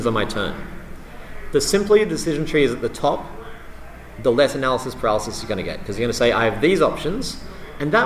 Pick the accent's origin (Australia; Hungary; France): Australia; I'm Australian.